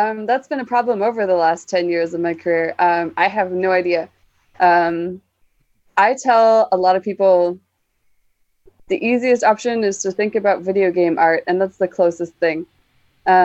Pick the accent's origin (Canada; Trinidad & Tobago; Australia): Canada; Yes, I am from the land of always winter, but never Christmas.